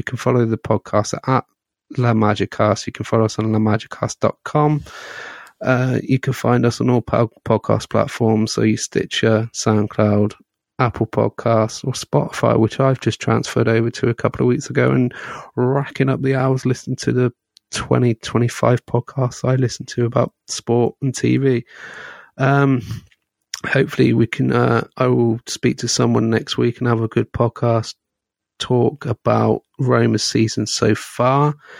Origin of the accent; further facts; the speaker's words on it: Scotland, United Kingdom; As a Scotsman, we've got Israel and Faroe Islands, so that should be quite fun.